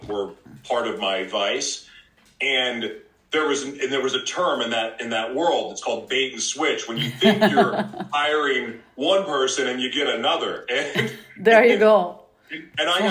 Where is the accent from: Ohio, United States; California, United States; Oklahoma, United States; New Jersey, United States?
Oklahoma, United States; now in Los Angeles, United States; I was born in Oklahoma